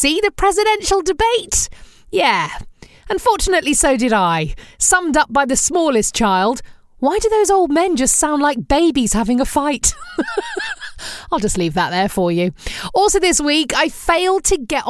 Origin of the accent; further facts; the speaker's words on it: England, United Kingdom; what I grew up with in England